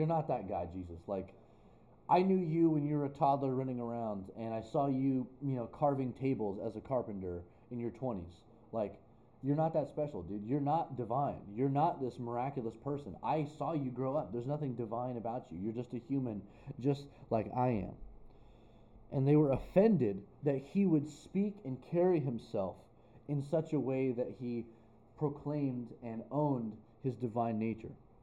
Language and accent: English; Albuquerque, New Mexico, United States; also born or lived in Illinois; I was born in Illinois, but I was raised in Albuquerque, New Mexico. So my hometown's Albuquerque